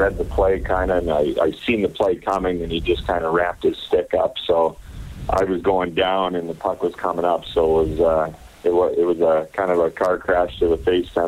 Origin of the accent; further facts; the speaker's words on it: Gibbons, Alberta, Canada; moved away as an adult; also born or lived in Edmonton, Canada; now in Sydney, Australia; I grew up in Gibbons, actually outside Edmonton